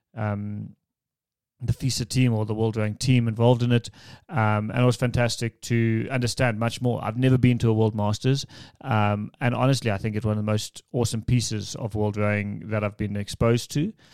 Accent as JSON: {"language": "English", "country": "South Africa", "said": "as a South African"}